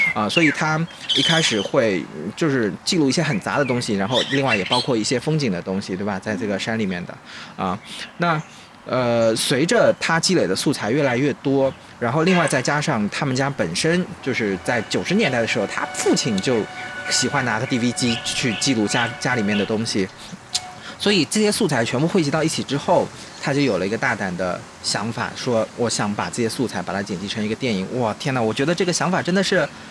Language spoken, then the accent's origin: Chinese; Jiangnan, China; 咱们江南人